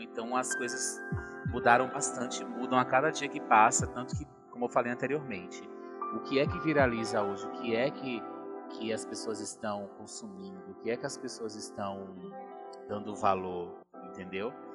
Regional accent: Ipirá, Bahia, Brazil; moved away as an adult; also born or lived in Salvador, Brazil; now in São Paulo, Brazil; eu sou baiana. Eu sou de Ipirá, que é uma cidadezinha que fica lá no sertão da Bahia

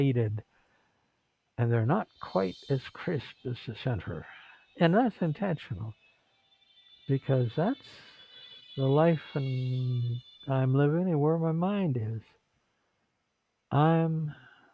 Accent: Vancouver, British Columbia, Canada; now in Philippines; They said, where were you born? I said, Vancouver. They said, what province? BC, check. Country, Canada, check.

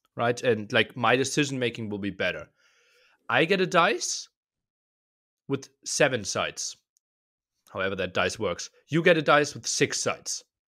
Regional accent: eastern Germany, Germany; I was born in Eastern Germany

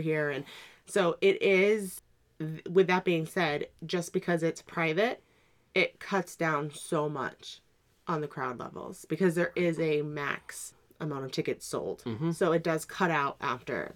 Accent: New England, United States; growing up in New England

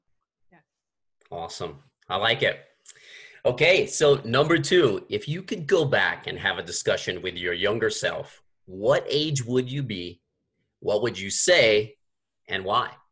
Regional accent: Gulf Coast, United States; moved away; I'm from the Gulf Coast. I'm from the Gulf of Mexico.

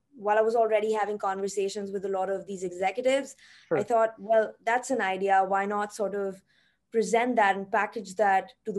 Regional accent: India; now in Tokyo, Japan; I am from India originally.

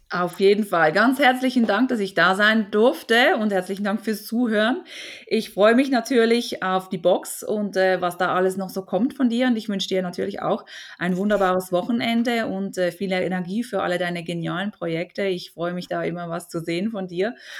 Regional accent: Basel, Switzerland; hier aus der Region Basel, wo ich herkomme

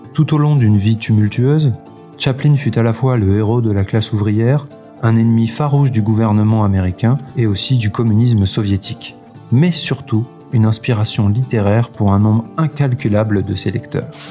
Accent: France; chez nous en France

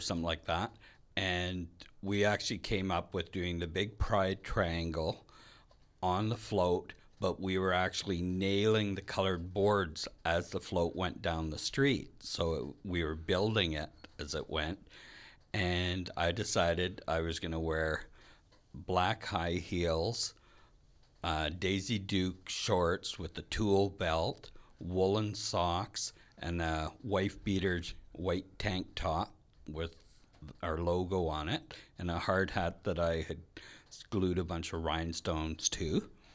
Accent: Red Lake, Ontario, Canada; now in Winnipeg, Canada; I'm from Red Lake, Ontario. It's a small mining in Lumber Town.

